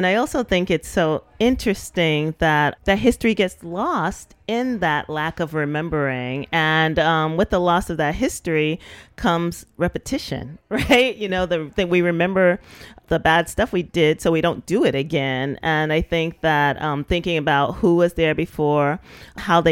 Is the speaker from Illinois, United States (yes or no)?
no; New York City, New York, United States; also born or lived in Park Slope, Brooklyn; when I was growing up in Bushwick, it was predominantly Black and Latino